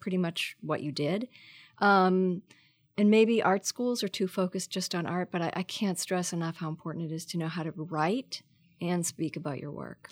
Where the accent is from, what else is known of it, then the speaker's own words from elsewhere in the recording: Marblehead, Massachusetts, United States; moved away as an adult; also born or lived in New York / San Francisco; I grew up north of Boston in a pretty small s- s- town on the ocean called Marblehead, Mass